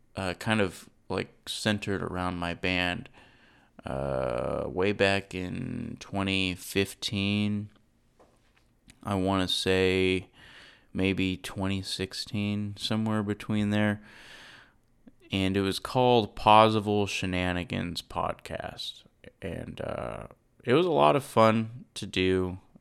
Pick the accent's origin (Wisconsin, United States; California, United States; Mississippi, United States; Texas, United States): Texas, United States; Saginaw; also born or lived in Irving, Texas; I grew up in Fort Worth, um, Texas, i-, in a place called Saginaw